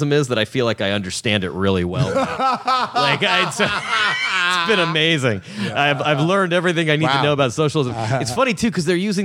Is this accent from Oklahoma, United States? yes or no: no; West Covina, California, United States; I grew up in West Covina and, like, grew up around Hispanic people